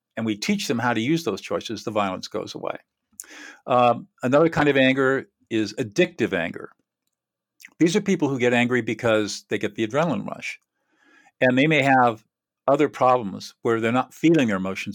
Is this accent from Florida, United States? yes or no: no; Southern California, United States; also born or lived in New Hampshire; born and raised in Southern California